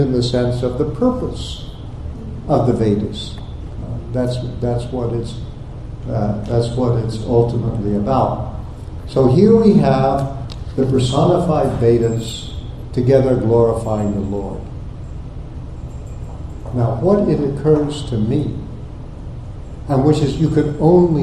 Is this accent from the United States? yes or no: yes; Texas, United States; also born or lived in Oklahoma; I grew up in Texas and Oklahoma